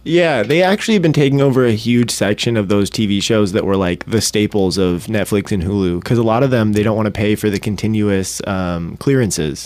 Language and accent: English; Ketchikan, Alaska, United States; also born or lived in Detroit, Michigan; born and raised in Ketchikan. Been here almost my whole life.